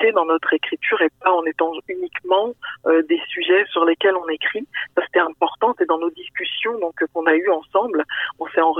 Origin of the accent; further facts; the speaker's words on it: France; moved away as an adult; also born or lived in Senegal (parents); now in Quebec, Canada; moi-même étant immigrante ici. J'ai grandi en France, que mes parents sont originaires du Sénégal